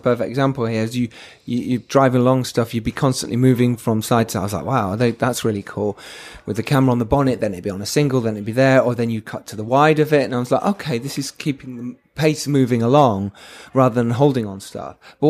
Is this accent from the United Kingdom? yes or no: yes; England, United Kingdom; We struggle, don't we, as English people, to say, oh, yes, maybe I am a filmmaker.